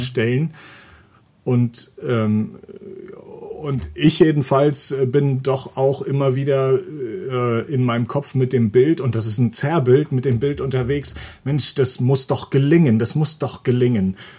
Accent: Mecklenburg-Vorpommern, Germany; moved away; ich komme äh, von einem kleinen Dorf in Mecklenburg. 200 ähm, mhm. Menschen haben da gelebt

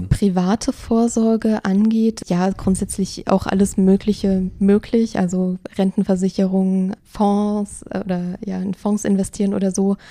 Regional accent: Germany; bei uns in Deutschland

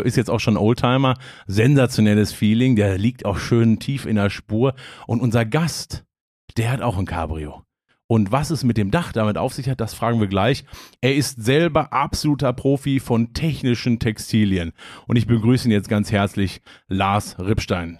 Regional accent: Hagen, North Rhine-Westphalia, Germany; ich komme ja aus, aus Hagen gebürtig

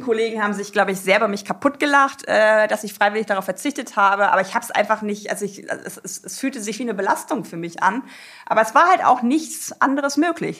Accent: Papenburg, Lower Saxony, Germany; also born or lived in Braunschweig; da habe ich in Aschendorf äh, gelebt, als Kind so eine richtige ländliche Kindheit gehabt

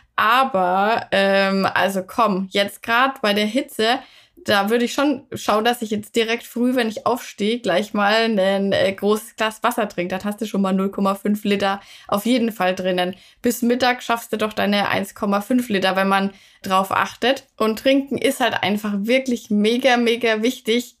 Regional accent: Würzburg, Bavaria, Germany; da, wo ich herkomme, also Würzburg, Franken

